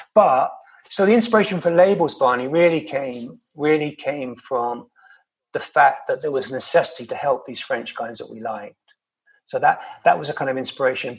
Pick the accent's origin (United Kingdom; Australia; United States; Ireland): United Kingdom; London; growing up in London